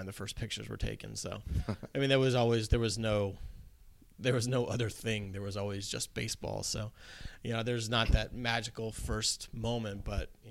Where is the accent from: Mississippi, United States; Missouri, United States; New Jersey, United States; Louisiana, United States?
Missouri, United States; outside of St. Louis; growing up outside of St. Louis